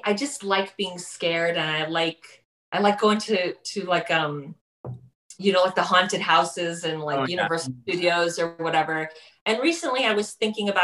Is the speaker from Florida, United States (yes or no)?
yes; Miami, Florida, United States; now in New York, United States; I live in New York now, but I'm from Miami